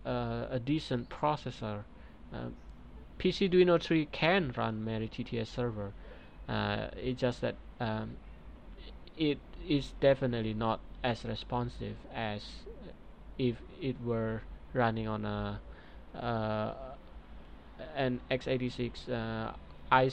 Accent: Indonesia; my home country, Depok, Indonesia

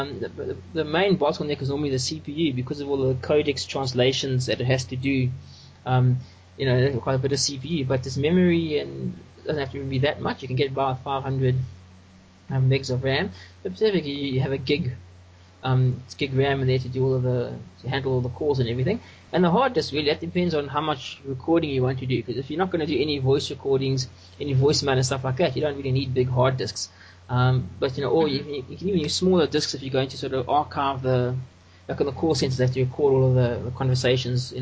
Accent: South Africa; I'm from South Africa, and I'm an open source developer and solution provider

